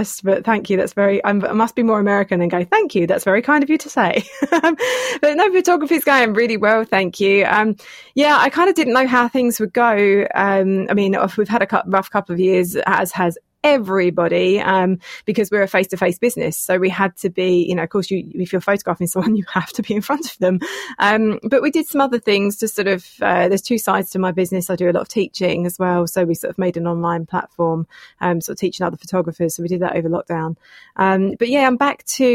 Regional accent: Enfield, London, United Kingdom; moved away as an adult; now in St Albans, United Kingdom; I'm from Enfield originally

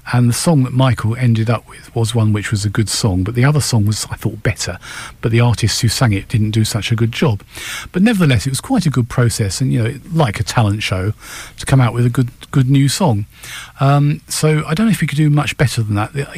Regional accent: United Kingdom; we're British

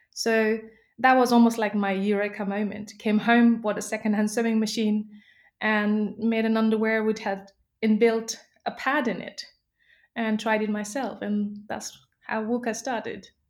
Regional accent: Nepal; moved away; I was born and brought up in Nepal

